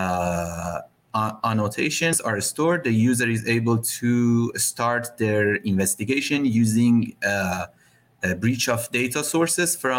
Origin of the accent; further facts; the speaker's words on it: Iran; I'm from Iran